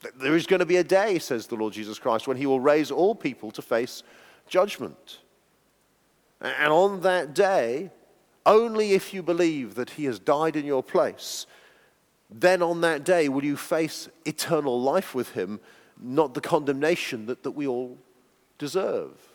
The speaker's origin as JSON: {"language": "English", "country": "United Kingdom", "said": "being British people"}